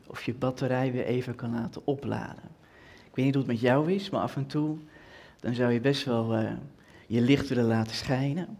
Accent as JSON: {"language": "Dutch", "area": "Twente", "region": "Overijssel", "country": "Netherlands", "said": "ik kom uit Twente"}